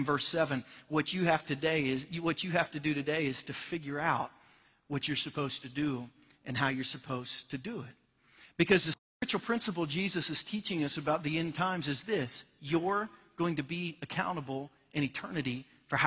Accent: Cincinnati, Ohio, United States; my hometown Cincinnati

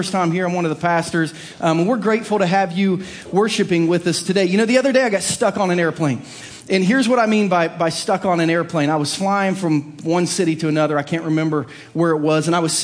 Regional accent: Southern Ohio, United States; growing up in Southern Ohio

